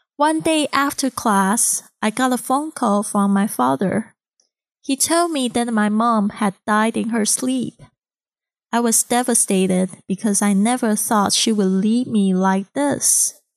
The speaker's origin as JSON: {"language": "English", "town": "Kaohsiung", "country": "Taiwan", "second_language": "English", "moved": "as an adult", "lives_now": "Shanghai, China", "said": "I'm originally from Kaohsiung, Taiwan, and I've been in Shanghai for almost six years."}